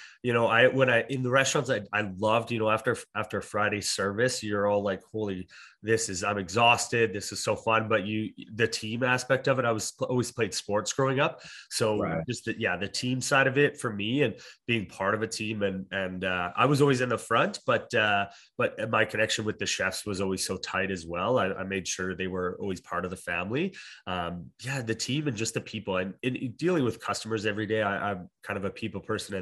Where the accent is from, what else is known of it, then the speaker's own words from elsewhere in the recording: Alberta, Canada; moved away as an adult; also born or lived in Ontario; now in Okanagan, Canada; I'm originally from Ontario and grew up in Alberta and then moved to the Okanagan